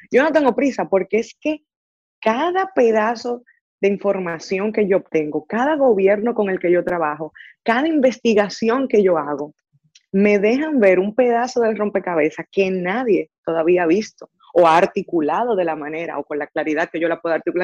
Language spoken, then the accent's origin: Spanish; Dominican Republic; moved away as an adult; now in Silicon Valley, United States; nací, crecí en República Dominicana, estudié en República Dominicana